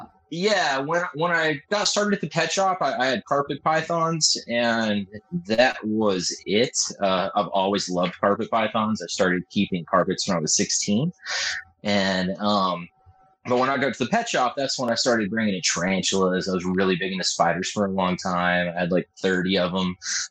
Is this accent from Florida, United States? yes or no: no; California, United States; First of all, I'm from Southern California. I live in San Diego.